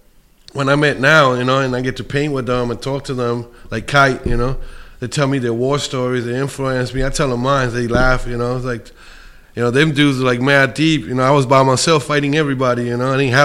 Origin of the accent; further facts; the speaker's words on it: New York City, New York, United States; now in Colorado, United States; I'm from Bushwick, Williamsburg, you know? I moved to Colorado